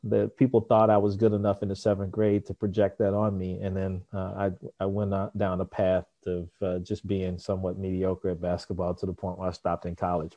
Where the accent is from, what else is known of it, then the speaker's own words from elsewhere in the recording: Memphis, Tennessee, United States; I grew up in Memphis, Tennessee